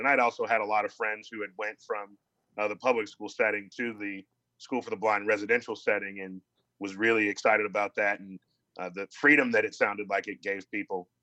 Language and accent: English; Columbus, Ohio, United States; I grew up in Columbus, Ohio.